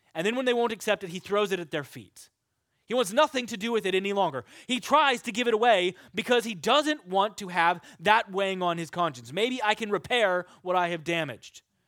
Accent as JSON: {"language": "English", "region": "Kansas", "country": "United States", "tie": "born or raised there", "said": "I'm from Kansas. There are pigs there. And I remember occasionally when I was growing up, we would drive to see our friends in Fredonia, Kansas"}